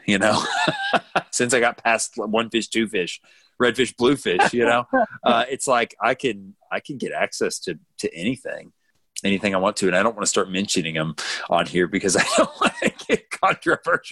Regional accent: United States; as an American

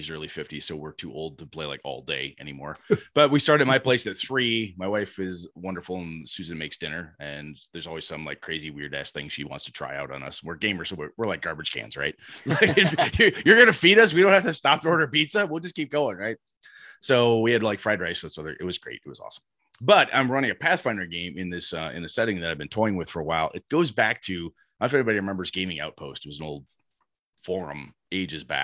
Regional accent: Wausau, Wisconsin, United States; also born or lived in Madison; my hometown, Wausau, which I've now moved back to.

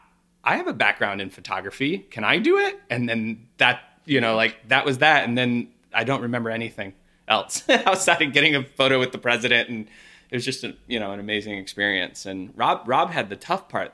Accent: Midwest, United States; I'm a person from the Midwest.

